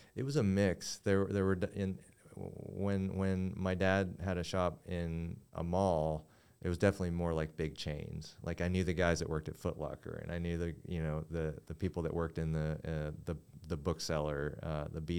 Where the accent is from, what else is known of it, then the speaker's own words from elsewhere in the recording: Kingsport, Tennessee, United States; opened up a jewelry store, um, near my hometown in East Tennessee